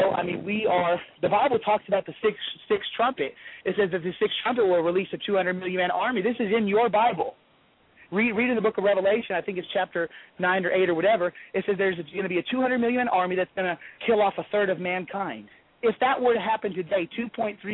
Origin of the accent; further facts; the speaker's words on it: Los Angeles, California, United States; now in Garland, United States; growing up in Los Angeles